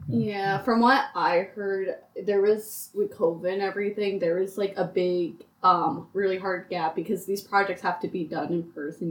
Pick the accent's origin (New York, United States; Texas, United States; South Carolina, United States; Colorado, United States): New York, United States; Port Jervis; I'm originally from Port Jervis, New York.